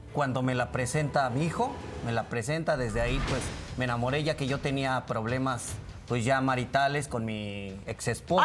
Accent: Veracruz, Mexico; nosotros somos de Veracruz

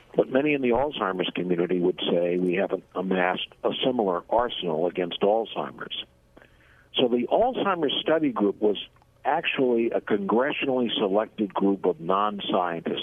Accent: Boston, Massachusetts, United States; moved away as an adult; now in Washington, United States; I'm originally from the Boston area

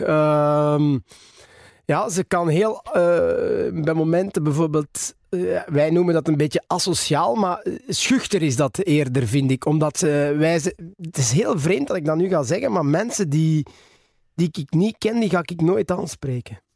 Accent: Ninove, Flanders, Belgium; Ik ben geboren in Ninove. Geboren en getogen. Ik woon er nog altijd.

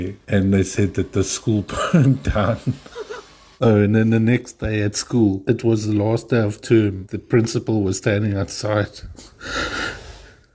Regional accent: Cape Town, Western Cape, South Africa; I'm South African from Cape Town

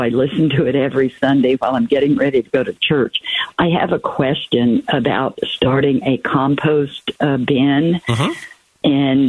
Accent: Southern California, United States; also born or lived in Colorado / Queen Creek, Arizona; now in Sun Lakes, United States; I grew up in Southern California, but the last 40 years been in Colorado.

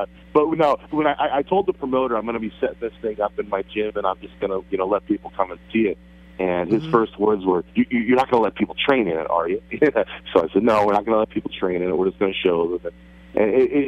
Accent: Hunlock Creek, Pennsylvania, United States; I grew up in Hunlock Creek

